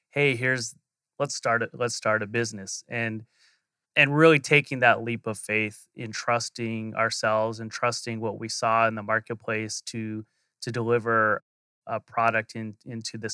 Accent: Phoenix, Arizona, United States; born and raised in Arizona. So, I'm a true Phoenician

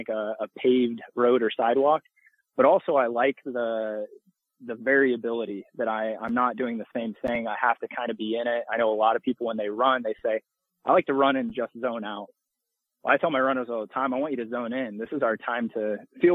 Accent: Illinois, United States; moved away as an adult; now in Birmingham, United States; I'm from Illinois

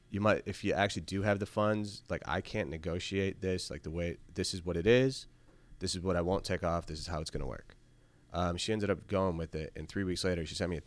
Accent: Syracuse, New York, United States; Again, I'm originally from Syracuse. My family kill me if I ever got rid of the 315.

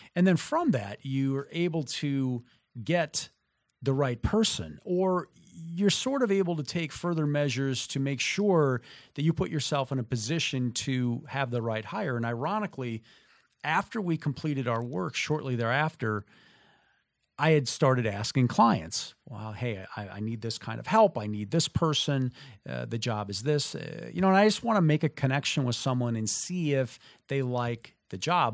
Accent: southern Minnesota, United States; moved away as an adult; also born or lived in Midwest; having grown up in the, in southern Minnesota and living in the Midwest for the, you know, first thirty-three years of my existence

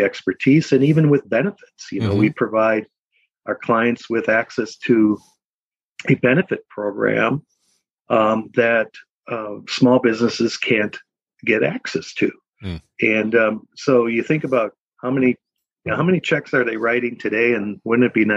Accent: Milwaukee, Wisconsin, United States; moved away as an adult; now in Minnesota, United States; I was born and raised in Milwaukee, Wisconsin

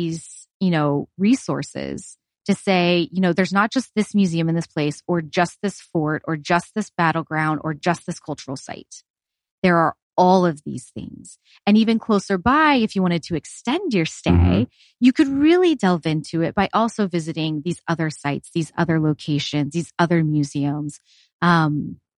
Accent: Houston, Texas, United States; moved away as an adult; also born or lived in Pensacola, Florida; now in New Mexico, United States; I grew up in Houston and we grew up vacationing in Perdido Key

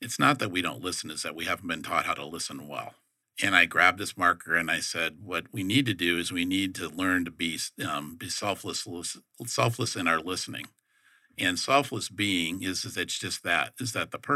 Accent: Detroit, Michigan, United States; moved away; I'm from Detroit

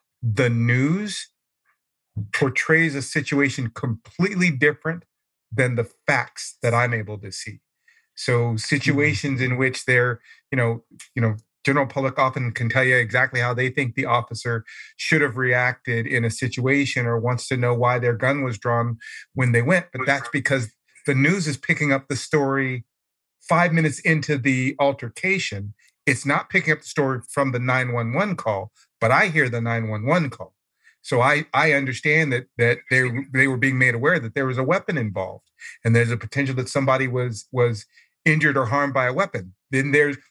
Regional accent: Oakland, California, United States; now in Arizona, United States; I'm from Oakland. I used to go to that BART station all the time.

